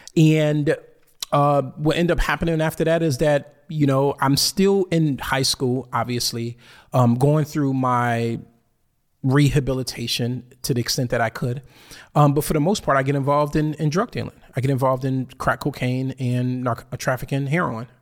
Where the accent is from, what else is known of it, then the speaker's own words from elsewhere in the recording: Bridgeport, Connecticut, United States; I'm from Bridgeport, Connecticut